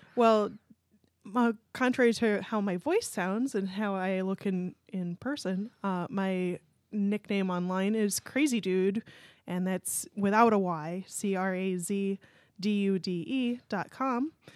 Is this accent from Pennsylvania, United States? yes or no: yes; Pennsylvania, United States; moved away as an adult; I'm from Pennsylvania and uh, went to University of Pittsburgh